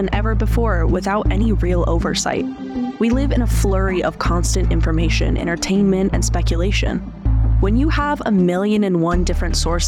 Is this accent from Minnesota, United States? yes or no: no; Colorado, United States; I'm an artist and a journalist born and raised in Colorado